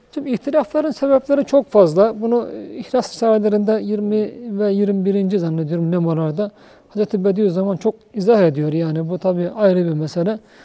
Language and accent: Turkish; Uşak, Uşak Province, Turkey; Ben Uşaklıyım. Bizim Uşak'ın e, şeyleri çok odun kestim